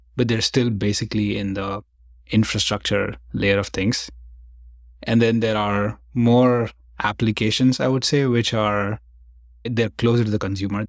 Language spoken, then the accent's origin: English; India; now in San Francisco, United States; I grew up in India